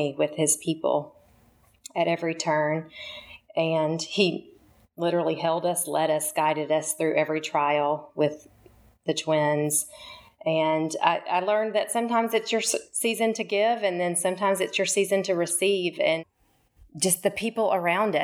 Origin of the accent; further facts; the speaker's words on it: Kingston Springs, Tennessee, United States; moved away as an adult; also born or lived in Memphis, Tennessee / Franklin, Tennessee / Frisco, Texas / Richardson, Texas; I grew up in Kingston Springs, Tennessee, on the west side of town for most of my life